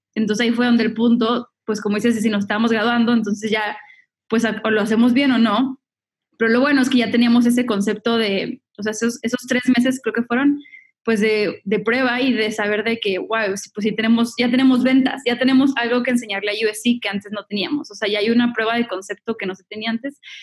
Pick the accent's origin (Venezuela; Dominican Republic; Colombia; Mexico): Mexico; Monterrey, Nuevo León; moved away as an adult; now in Los Angeles, United States; igual soy mexicana, soy de Monterrey, me mudé a Los Ángeles en el 2012